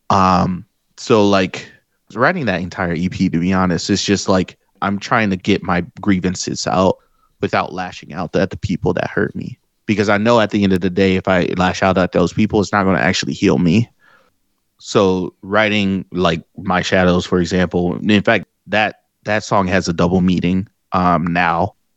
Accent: Detroit, Michigan, United States; I drove to my old street where I was born here in Detroit

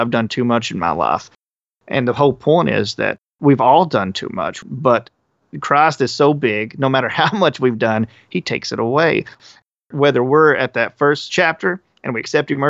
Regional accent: the Bible Belt, United States; we come from the Bible Belt.

